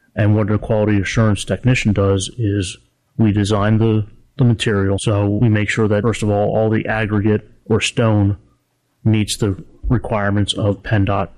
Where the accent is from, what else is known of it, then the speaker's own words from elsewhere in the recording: Harrisburg, Pennsylvania, United States; I'm actually from Harrisburg